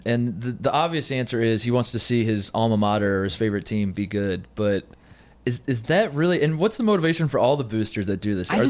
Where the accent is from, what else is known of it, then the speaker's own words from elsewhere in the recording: Indiana, United States; I grew up in Indiana.